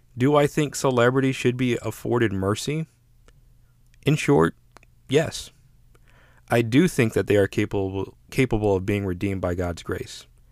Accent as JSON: {"language": "English", "country": "United States"}